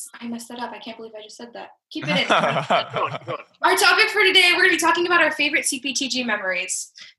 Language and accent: English; Brea, California, United States; I'm a rising junior as well. I'm from Brea, California